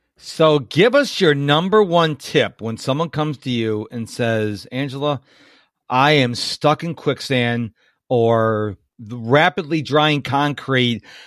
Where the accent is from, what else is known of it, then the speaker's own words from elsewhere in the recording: Rochester, New York, United States; moved away as an adult; now in Houston, United States; I was born and raised in Rochester, New York